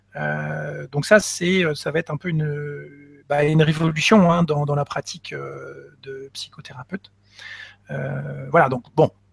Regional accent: Nantes, Pays de la Loire, France; moved away; also born or lived in Paris; je suis originaire de Nantes déjà, hein. Mais bon, après vingt-quatre ans, après avoir passé vingt-quatre ans à Paris

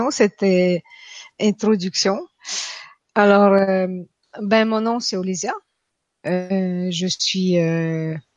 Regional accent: Quebec City, Quebec, Canada; now in France; Je viens de Québec. Je vis en France, mais j'ai habité 20 ans au Québec. Vous allez entendre un petit accent euh, russe de temps en temps.

